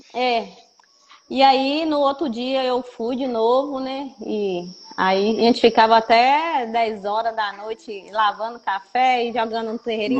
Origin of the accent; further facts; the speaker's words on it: Matas de Minas, Minas Gerais, Brazil; somos das Matas de Minas